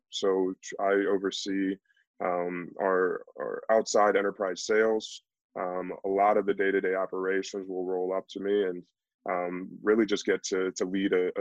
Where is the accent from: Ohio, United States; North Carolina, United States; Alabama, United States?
Ohio, United States; Canton; also born or lived in Pittsburgh; They moved back to my hometown at the same time as I did